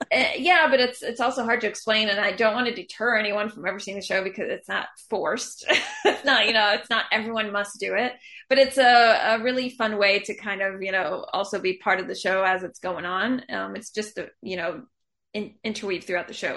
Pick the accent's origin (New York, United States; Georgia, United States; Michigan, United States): Georgia, United States; Atlanta; moved away as an adult; also born or lived in Israel; I grew up in Atlanta